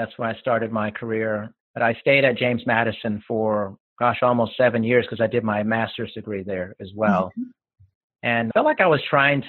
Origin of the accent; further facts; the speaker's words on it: Germany; born there; I grew up in a military family, and so I was born in Germany and I've lived there a couple times.